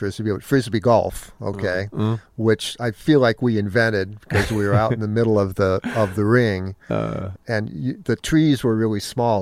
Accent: Menlo Park, California, United States; I grew up in Menlo Park. I got music lessons from Phil Lesh.

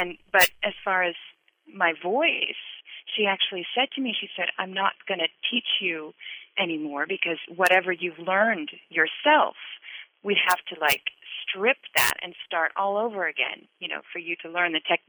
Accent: Seattle, Washington, United States; now in Netherlands; I'm from Seattle originally.

